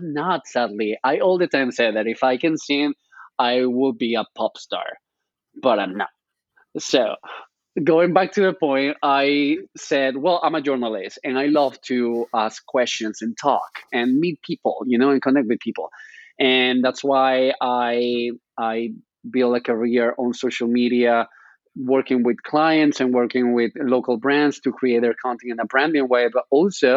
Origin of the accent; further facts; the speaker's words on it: Spain; English is a second language; moved away as an adult; now in New York, United States; I'm coming from Spain, so that's why this cute accent that you can hear right now